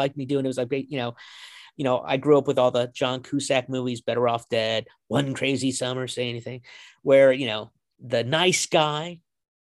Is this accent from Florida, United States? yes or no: no; Kansas, United States; moved away; also born or lived in Tucson, Arizona; I'm from Kansas